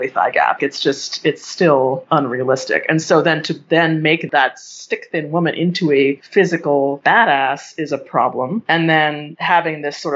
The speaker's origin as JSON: {"language": "English", "town": "Boulder", "region": "Colorado", "country": "United States", "tie": "born or raised there", "said": "I was poor growing up in Boulder"}